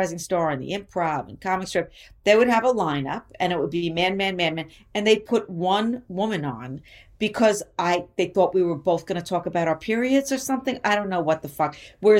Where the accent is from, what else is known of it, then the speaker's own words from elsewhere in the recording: New York City, New York, United States; growing up in New York and coming up in comedy in New York, because that's where I started, and I've never left New York. I never moved to L.A.